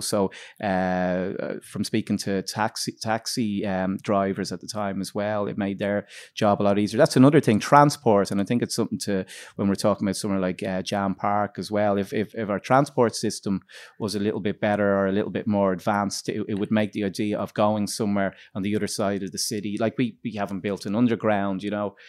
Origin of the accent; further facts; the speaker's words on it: Dublin, Leinster, Ireland; we're from Dublin